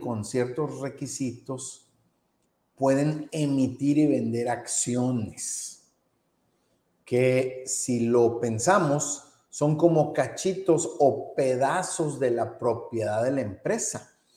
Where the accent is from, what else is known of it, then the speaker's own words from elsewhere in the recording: Mexico; nosotros que somos mexicanos